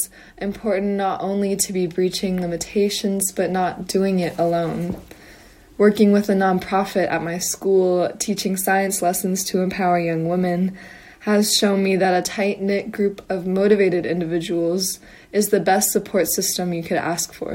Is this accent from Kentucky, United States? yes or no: yes; Louisville, Kentucky, United States; also born or lived in Huntington, West Virginia; I'm originally from Louisville, Kentucky, and born in Huntington, West Virginia.